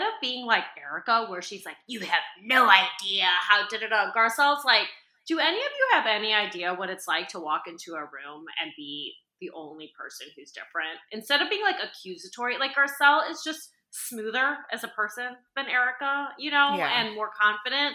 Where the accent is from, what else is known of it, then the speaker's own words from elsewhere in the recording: United States; I did grow up in this like very small white town